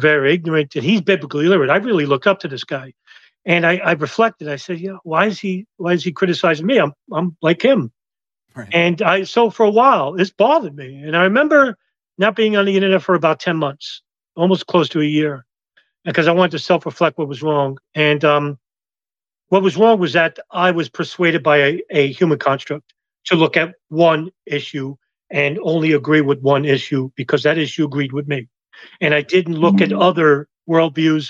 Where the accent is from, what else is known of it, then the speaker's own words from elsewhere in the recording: New York City, New York, United States; also born or lived in Lower Westchester; I was born in Brooklyn, but I live in Lower Westchester